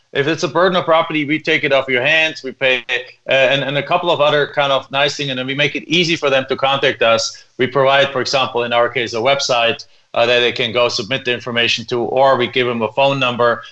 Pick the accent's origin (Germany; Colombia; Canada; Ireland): Germany; English is a second language; moved away as an adult; now in United States; as you can probably tell from my accent, I'm originally not from here. I came to the United States from Germany